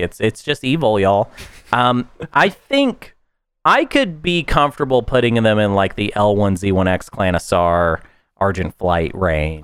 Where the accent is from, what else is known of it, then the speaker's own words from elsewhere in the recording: the South, United States; as a Southerner